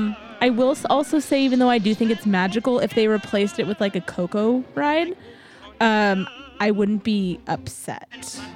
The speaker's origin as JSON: {"language": "English", "town": "San Antonio", "region": "Texas", "country": "United States", "tie": "born or raised there", "moved": "yes", "said": "I'm born and raised in San Antonio, and I miss the culture a lot."}